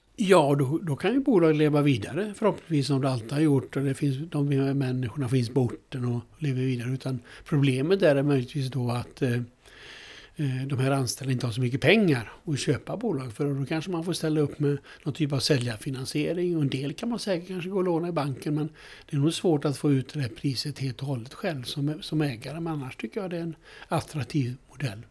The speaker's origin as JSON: {"language": "Swedish", "town": "Alingsås", "region": "Västra Götaland", "country": "Sweden", "said": "Jag kommer från Alingsås"}